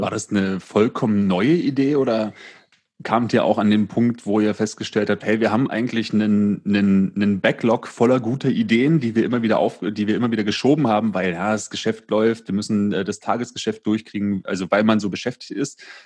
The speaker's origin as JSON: {"language": "German", "region": "Berlin", "country": "Germany", "said": "erlebe ich in Berlin ganz häufig"}